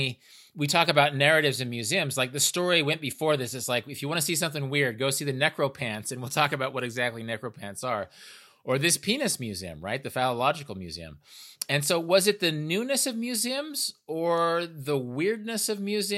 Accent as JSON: {"language": "English", "town": "Wichita", "region": "Kansas", "country": "United States", "tie": "born or raised there", "said": "my hometown, Wichita, Kansas"}